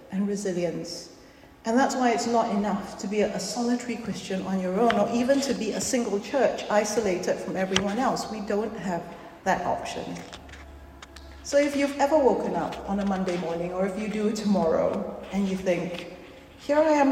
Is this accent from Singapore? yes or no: yes; Singapore; moved away; I come from Singapore, which is a very small country of about 5 million people. And growing up, we were always told our country was very vulnerable